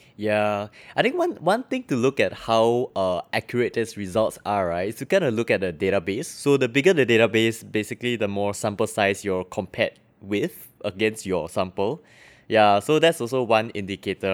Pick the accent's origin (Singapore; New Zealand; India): Singapore; I'm from Singapore